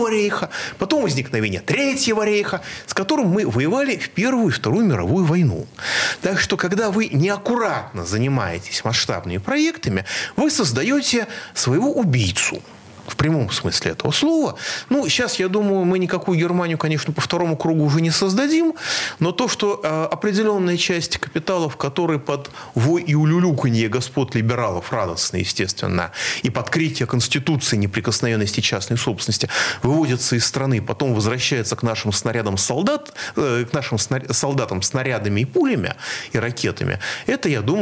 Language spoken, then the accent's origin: Russian; Moscow, Russia; И, кстати, очень, вот я всегда как москвич интересовался.